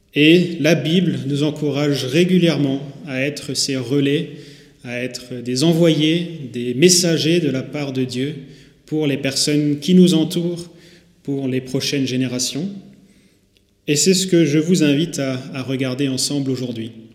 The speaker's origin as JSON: {"language": "French", "town": "Haguenau", "region": "Grand Est", "country": "France", "tie": "born or raised there", "moved": "as an adult", "lives_now": "Saint-Louis, France", "said": "Je suis moi-même né à Haguenau il y a 26 ans de ça. J'ai grandi en allant à Nautiland, à Didiland, au cinéma Pâté et au plan d'eau des Brumates."}